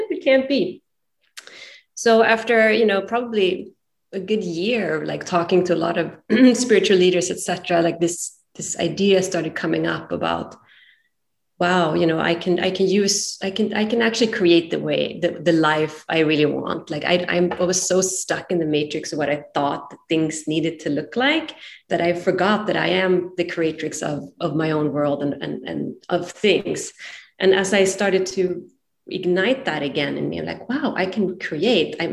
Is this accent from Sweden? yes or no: yes; Sweden; moved away as an adult; now in San Francisco, United States; I'm originally from Sweden and found myself moved to San Francisco about 20 years ago